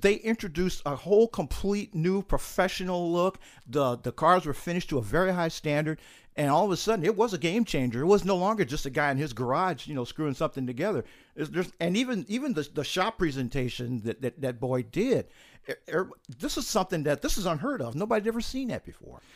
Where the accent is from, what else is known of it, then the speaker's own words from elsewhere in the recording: St. Louis, Missouri, United States; moved away as an adult; also born or lived in Utah; I grew up in Saint Louis, Missouri